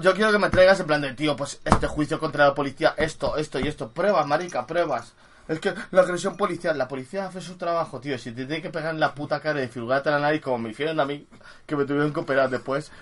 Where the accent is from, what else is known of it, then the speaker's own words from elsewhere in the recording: Madrid, Community of Madrid, Spain; yo Arturo Soria